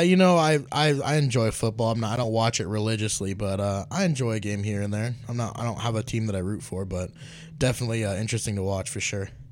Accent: Las Vegas, Nevada, United States; I'm actually from Las Vegas

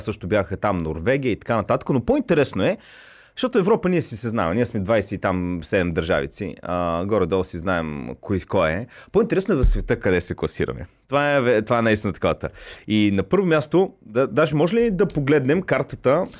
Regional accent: Bulgaria; аз също се гордея като българин

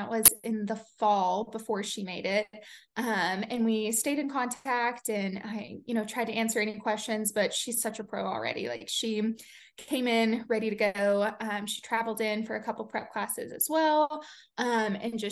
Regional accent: United States; now in Colorado, United States; obviously I grew up in the Smoky Mountains.

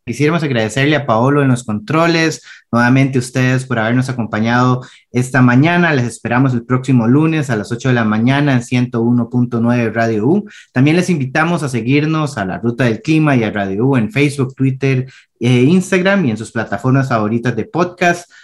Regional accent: Costa Rica

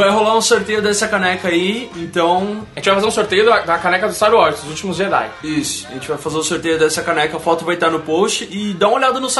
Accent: Minas Gerais, Brazil; ET de Varginha, para quem cresceu como eu na época, e eu sou de Minas Gerais, a história correu no estado inteiro antes de ver na TV.

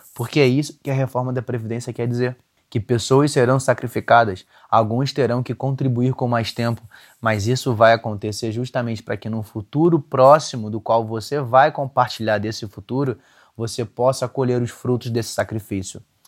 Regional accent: Rio de Janeiro, Brazil; eu sou carioca

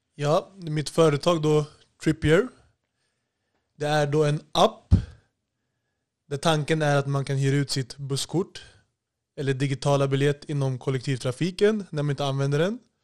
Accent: Solna, Stockholm County, Sweden; Jag är född och uppvuxen i Solna, Bergshamra och eh, senare ungdom Haga Norr och Hagalund

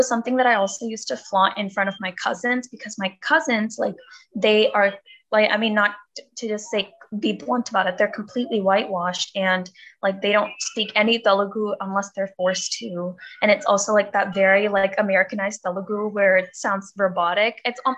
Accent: California, United States; also born or lived in India; I was born in California, but I moved to India when I was like around 8, I think, to take care of my grandma. And then we stayed there for 4 years and then I moved back.

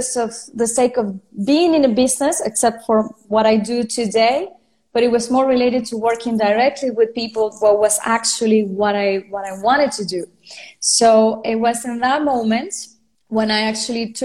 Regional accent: Venezuela; first language Spanish; English is a second language; also born or lived in France; now in Spain; I'm from Venezuela. I lived in France. Now I'm living in Spain.

